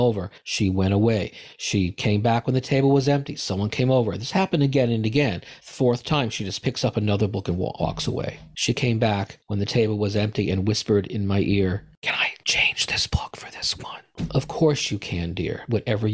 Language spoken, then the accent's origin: English; United States; As an American, as a Jew